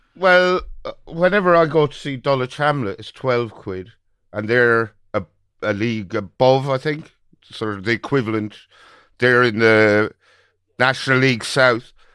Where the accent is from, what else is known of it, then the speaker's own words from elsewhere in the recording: Birr, County Offaly, Ireland; a fella from my hometown of Borough